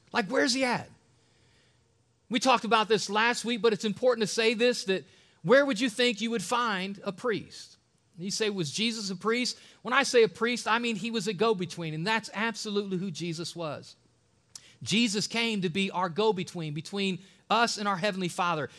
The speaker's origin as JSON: {"language": "English", "region": "Ohio", "country": "United States", "tie": "born or raised there", "said": "an Ohio native man"}